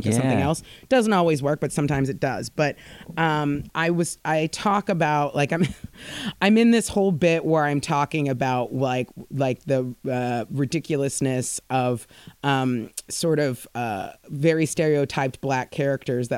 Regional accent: United States; moved away as an adult; now in United Kingdom; being American here

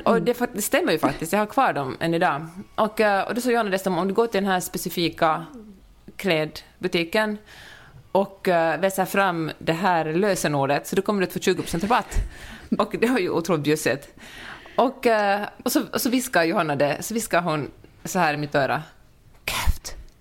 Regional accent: Finland; när man som finlandssvensk kommer till Stockholm

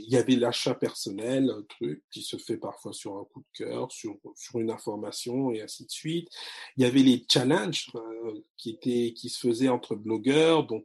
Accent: France; also born or lived in Congo; Je suis né en France, j'ai grandi en France, 15 ans au Congo. J'ai une double culture.

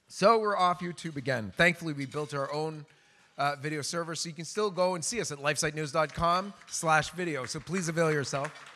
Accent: Canada; in Canada, my home country

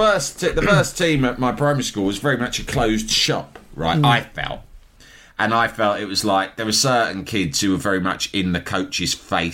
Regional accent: England, United Kingdom; I'm fucking English.

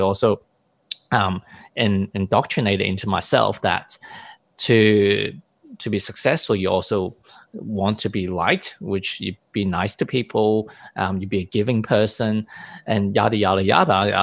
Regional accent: Hong Kong; I come from a Eastern background, but even coming from Hong Kong

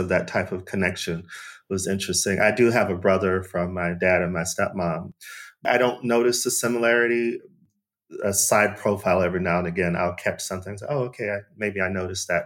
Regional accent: Arizona, United States; now in Cape Town, South Africa; I'm from Arizona, we moved around in the city and the state and then sometimes outside of the state.

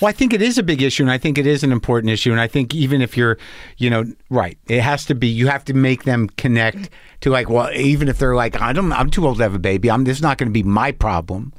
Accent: New Mexico, United States; I grew up in New Mexico, and people live up in Taos

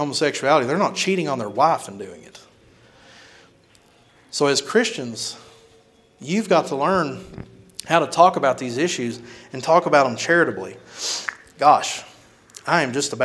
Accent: Kentucky, United States; moved away as an adult; now in Houston, United States; I live in a very small village of a hometown back in Kentucky before I moved to Houston, Texas

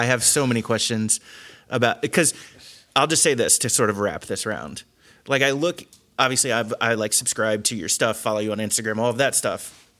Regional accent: Cincinnati, Ohio, United States; I'm also from the Cincinnati area.

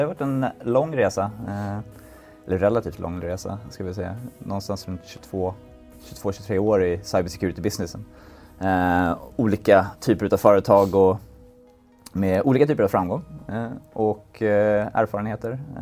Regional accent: Sweden; vi är svenskar

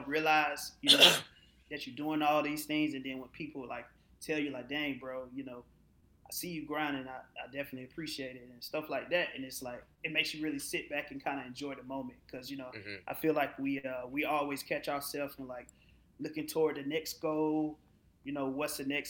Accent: Atlanta, Georgia, United States; The base is Atlanta because I'm from Atlanta

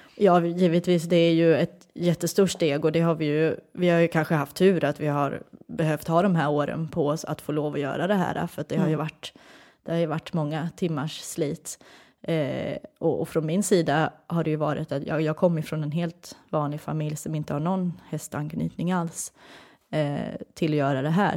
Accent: Sweden; moved away as an adult; now in Netherlands; jag som är en svensk tjej som har flyttat utomlands

